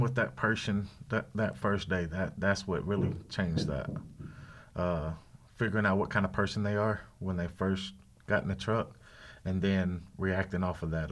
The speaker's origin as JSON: {"language": "English", "region": "the South", "country": "United States", "said": "I'm from the South. I know the South"}